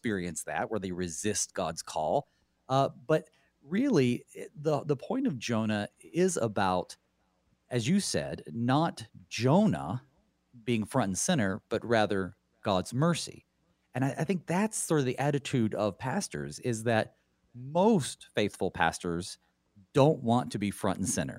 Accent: the South, United States; Growing up in the South, I knew of so many preachers

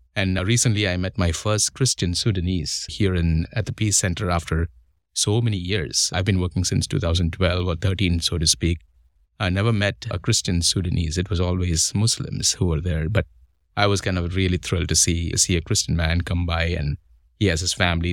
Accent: Mumbai, Maharashtra, India; moved away as an adult; now in United States; I come from India

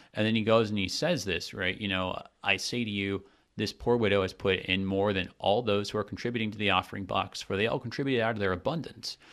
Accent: United States; as an American myself

